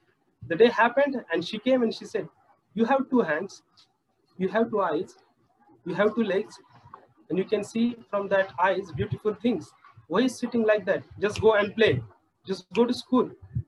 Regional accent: Pune, Maharashtra, India; I'm from India, Pune.

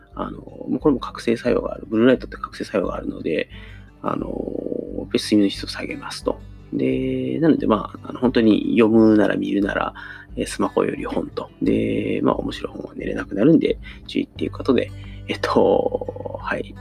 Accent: Kansai, Japan; accent: Kansai-ben; 関西の人間

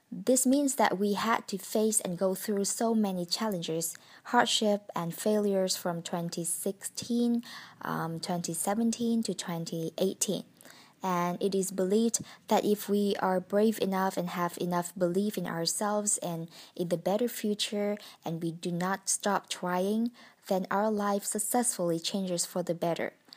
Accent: Vietnam; English is a second language; moved away as an adult; now in Hanoi, Vietnam; I came back to my hometown to celebrate the holiday with my family five days ago

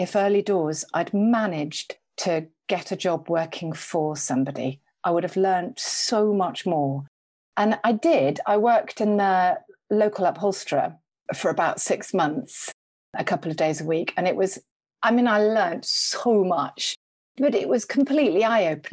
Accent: Liverpool, North West England, United Kingdom; I grew up near Liverpool.

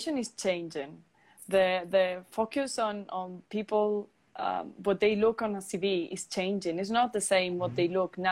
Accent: Palencia, Castile and León, Spain; moved away as an adult; also born or lived in Turin, Italy; now in United Kingdom; in a very small community center in my hometown in the lovely Palencia

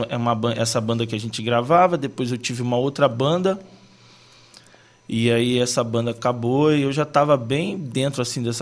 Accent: Nova Iguaçu, Rio de Janeiro, Brazil; Eu venho de Nova Iguaçu, cara, um bairro pequeno de Nova Iguaçu, sim, as igrejas muito, muito humildes.

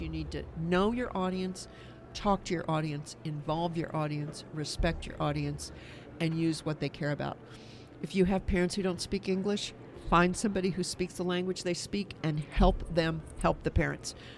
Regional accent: Kansas, United States; my home state of Kansas

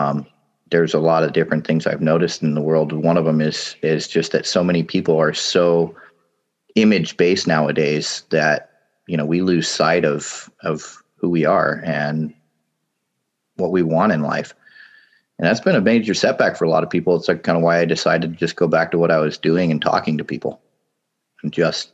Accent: Papua New Guinea; now in United States; I mean, yeah, I grew up in Papua New Guinea. A lot of people came back to the U.S. and I was forced to come out of my little wonderland there, living in the tropics.

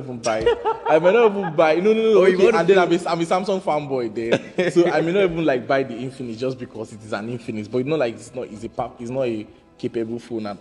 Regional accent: Nigeria; also born or lived in Owerri

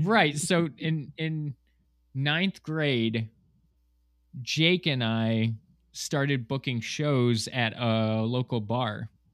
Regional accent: Ashville, New York, United States; moved away as an adult; also born or lived in Miami; I grew up in Western New York in a small town called Asheville

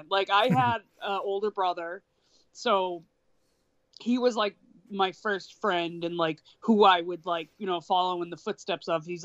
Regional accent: Boston, Massachusetts, United States; born there; I am literally from Boston. I was born in Boston at Brigham and Women's Hospital

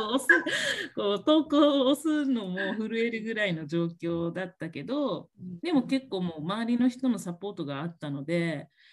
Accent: Okinawa, Japan; moved away as an adult; now in United States; 私、沖縄の出身なんですけども、えー、と、約3年前に、あの、沖縄からアメリカに初めて、あの、海外にあの移住してきました

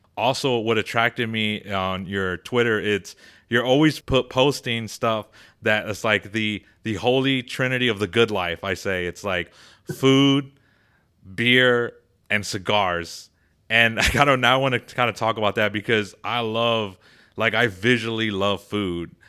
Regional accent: Texas, United States; I'm from Texas

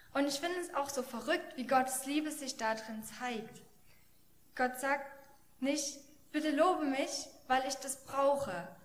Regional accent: Germany; als Deutsche

